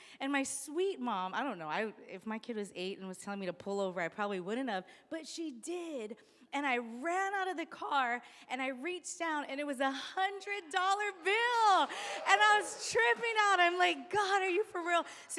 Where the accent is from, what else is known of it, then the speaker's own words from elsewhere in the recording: Molokai, Hawaii, United States; I was on Molokai. I was 8 years old.